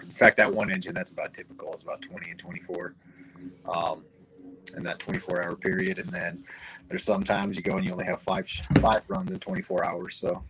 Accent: Cody, Wyoming, United States; So one of my earliest memories growing up, I was born outside of Cody, Wyoming, up north.

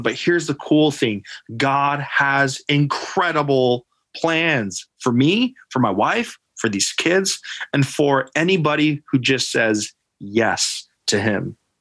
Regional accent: Alaska, United States; moved away as an adult; I'm Native Alaskan. I was again coming from Alaska

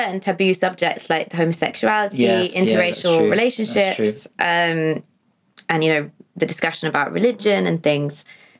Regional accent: East of England, United Kingdom; growing up in a very sort of white area down in Hertfordshire/Bedfordshire.

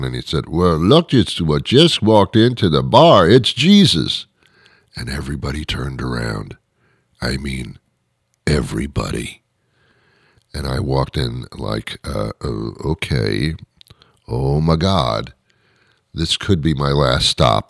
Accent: New York, United States; moved away; also born or lived in Arkansas; I grew up in that area of the country, New York and New Jersey area, the greater metropolitan area

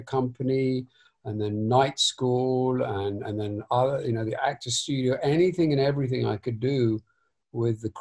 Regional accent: London, United Kingdom; I was raised in North London

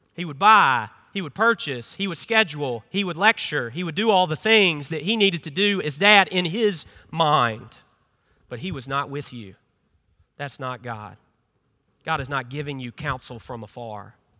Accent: Memphis, Tennessee, United States; moved away as an adult; now in South Carolina, United States; I'm not from here. I'm from Memphis, Tennessee

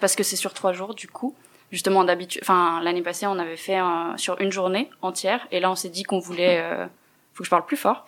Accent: Neuchâtel, Switzerland; je viens de Neuchâtel

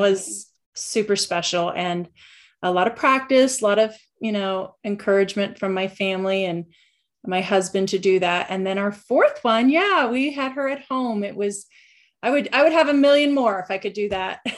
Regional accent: Western Pennsylvania, United States; also born or lived in Central Ohio; now in Ohio, United States; grew up naturally in Western Pennsylvania with six siblings

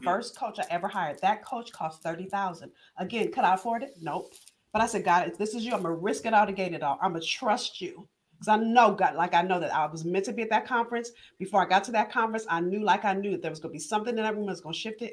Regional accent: Los Angeles, California, United States; I'm from Los Angeles

